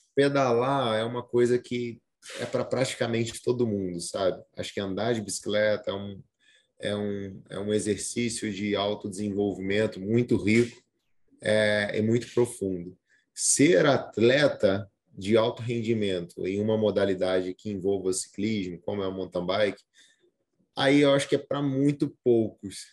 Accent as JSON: {"language": "Portuguese", "country": "Brazil", "said": "eu sou brasileiro, eu tenho que entender que eu tenho uma herança cultural diferente"}